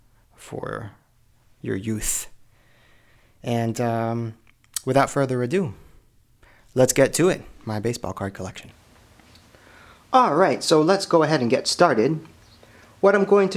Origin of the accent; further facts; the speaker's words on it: Springfield, Illinois, United States; Springfield, Illinois, here in my hometown